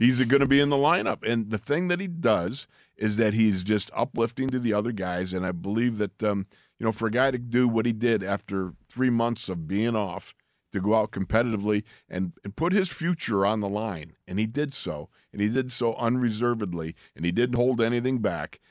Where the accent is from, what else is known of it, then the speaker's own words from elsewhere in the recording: Orchard Park, New York, United States; moved away; when I was a kid growing up in Orchard Park